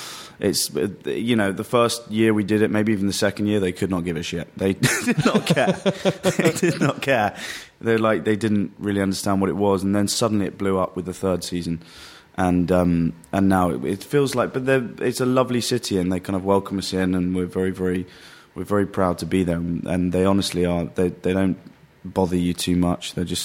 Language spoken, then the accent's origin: English; London, United Kingdom; also born or lived in Worcestershire; I grew up in London for 11 years and then a place called Worcestershire for the next, until I was 18, and then came back to London. So I consider myself a London boy.